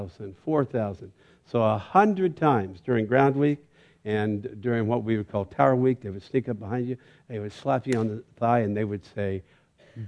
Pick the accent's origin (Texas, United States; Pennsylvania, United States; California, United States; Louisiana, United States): California, United States; Bakersfield; I'm from Bakersfield